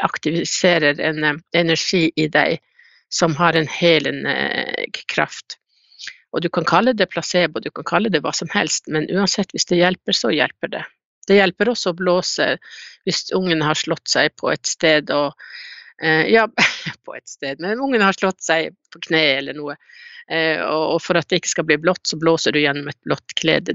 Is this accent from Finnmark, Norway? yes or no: yes; Kautokeino, Finnmark, Norway; jeg er jo fra Kautokeino